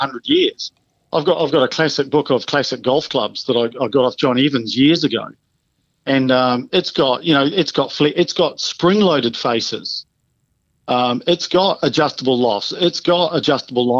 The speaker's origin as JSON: {"language": "English", "town": "Dunedin", "region": "Otago", "country": "New Zealand", "tie": "born or raised there", "said": "Balmaceda where I grew up"}